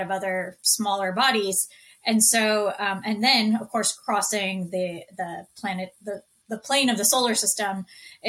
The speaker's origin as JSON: {"language": "English", "town": "Houston", "region": "Texas", "country": "United States", "tie": "born or raised there", "moved": "yes", "said": "I grew up in Houston, Texas"}